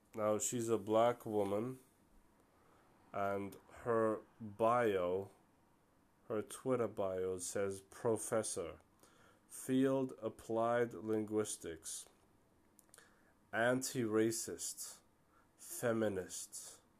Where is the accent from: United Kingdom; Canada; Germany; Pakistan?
Germany; born and raised, you know, uh, born in Germany, um, mother Turkish, father Moroccan